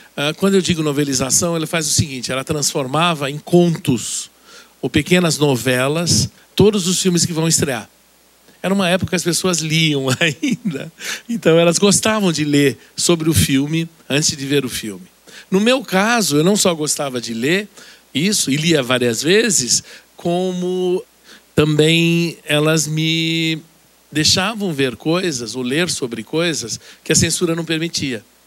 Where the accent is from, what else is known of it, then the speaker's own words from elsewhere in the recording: Santos, São Paulo, Brazil; Eu nasci em Santos, o que é um dado muito importante, na verdade, para mim nascer numa cidade pequena